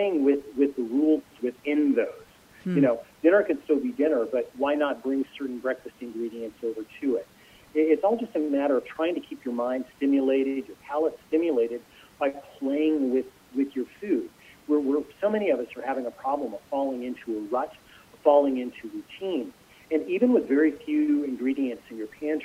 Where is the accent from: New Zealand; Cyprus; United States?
United States; California; I grew up in California